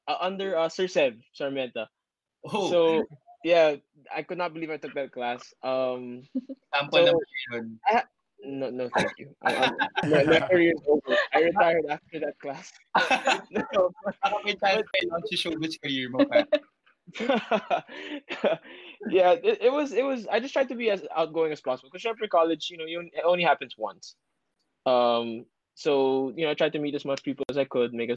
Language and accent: English; Ateneo, Metro Manila, Philippines; I grew up in Ateneo, so, you know, we never saw a girl unless you went out of campus.